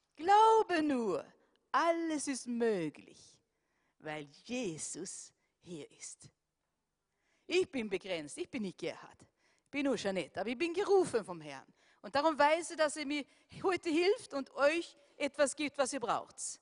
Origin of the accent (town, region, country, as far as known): Sweden; now in Austria